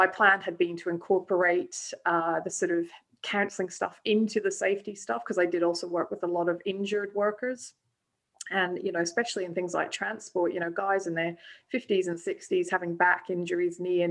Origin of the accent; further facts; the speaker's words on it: Scotland, United Kingdom; moved away as an adult; also born or lived in South Africa / Australia; now in Melbourne, Australia; I was born in South Africa, but raised in Scotland from a young age, and moved out to Australia 18 years ago